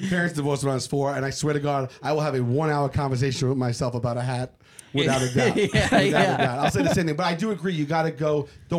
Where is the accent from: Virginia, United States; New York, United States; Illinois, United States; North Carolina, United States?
New York, United States; New York City; the Staten Island Mall, our mall was not ever good growing up compared to like the Jersey malls